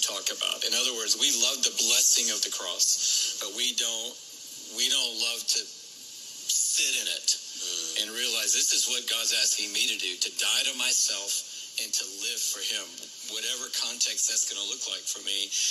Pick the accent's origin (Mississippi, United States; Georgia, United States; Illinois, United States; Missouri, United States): Georgia, United States; Atlanta; grow up in Atlanta